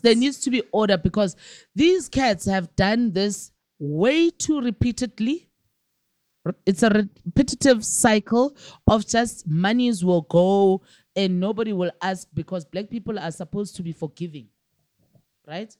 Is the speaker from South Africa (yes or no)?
yes; South Africa; I'm a South African all the way for my taxes